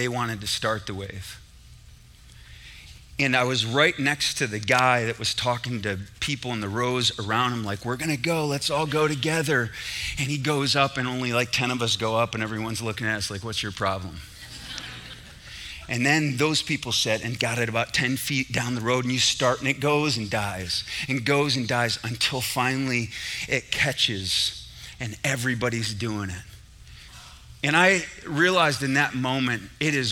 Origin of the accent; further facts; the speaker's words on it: Syracuse, New York, United States; I was in the Carrier Dome in Syracuse, New York. That's where I grew up, New York